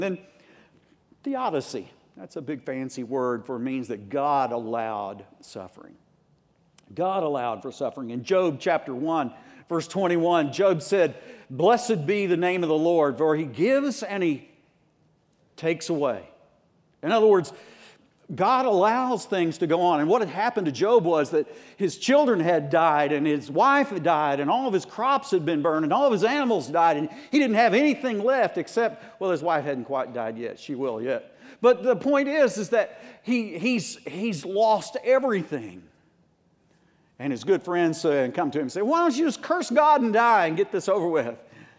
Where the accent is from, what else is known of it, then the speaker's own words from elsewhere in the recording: United States; I grew up in Tornado Alley right on the border of Arkansas, Oklahoma, and I did get over it. That is, being brought up there.